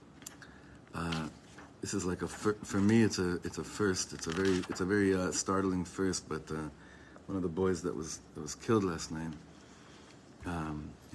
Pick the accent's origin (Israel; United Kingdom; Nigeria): Israel; Ra'anana, Central District; I was from Ranana. We went together in high school.